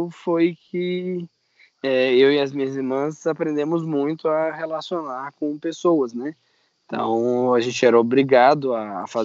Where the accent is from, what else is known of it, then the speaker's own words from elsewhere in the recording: Minas Gerais, Brazil; also born or lived in Janaúba / Montes Claros / Pirapora; eu nasci no norte. Eu nasci no norte de Minas, em Janaúba. Aí lá eu morei uns três meses. E depois você pode contar de três, três anos uma mudança. É, Montes Claros, Pirapora, Teoflotone